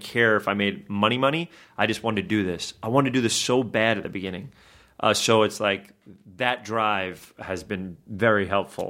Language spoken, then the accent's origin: English; New York, United States; I'm from New York